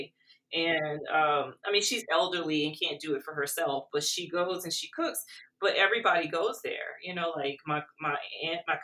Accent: South Louisiana, United States; growing up in South Louisiana

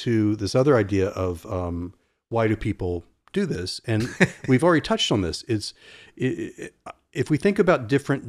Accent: Norfolk, Virginia, United States; I was in an ice cream store where I grew up in Norfolk, Virginia Beach area.

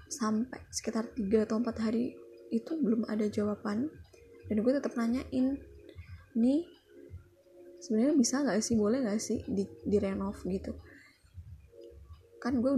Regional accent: Indonesia; ya gue emang orang Jawa

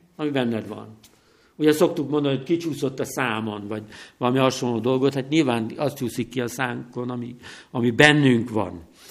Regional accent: Tiszavasvári, Szabolcs-Szatmár-Bereg, Hungary; now in Nógrád County, Hungary; Tisza-Vasváriban, eh, nőttem fel

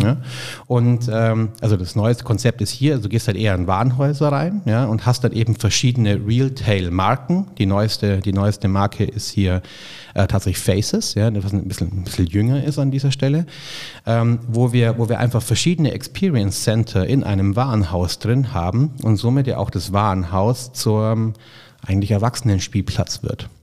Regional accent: Augsburg, Bavaria, Germany; now in Munich, Germany; das ist das Schicksal der Augsburger. Ja? Also weder die Schwaben mögen uns noch die Bayern

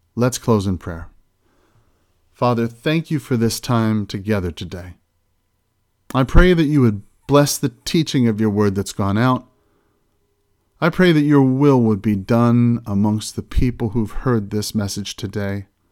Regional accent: United States; as American Christians

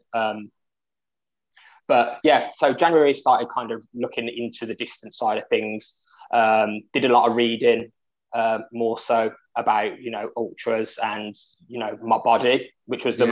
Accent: Birmingham, West Midlands, United Kingdom; I come from Birmingham, England

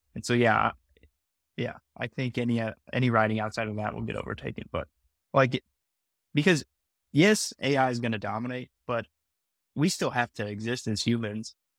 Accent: United States; as an American

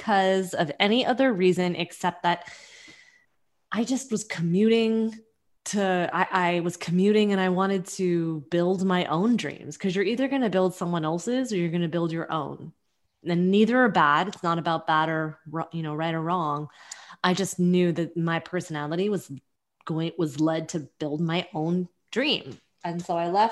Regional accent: California Bay Area, United States; now in New York, United States; So I live in New York and I'm from the California Bay Area, and I moved to New York

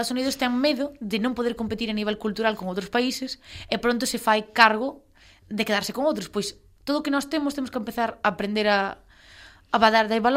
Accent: Ferrol, Galicia, Spain; se eu son de Ferrol, para min é máis fácil identificarme co, ca festividade

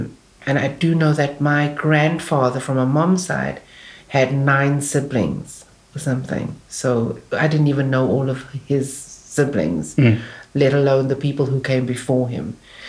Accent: Cape Town, Western Cape, South Africa; born or raised there; also born or lived in Bo-Kaap, Cape Town

